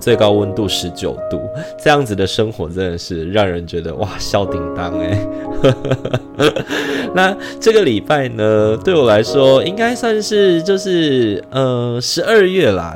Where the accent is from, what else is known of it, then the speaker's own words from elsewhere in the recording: Taiwan; 虽然已经身为台湾人三十二年了